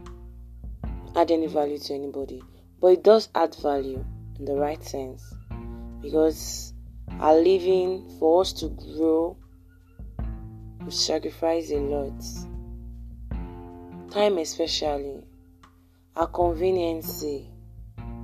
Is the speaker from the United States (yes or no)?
no; Nigeria; I'm a Nigerian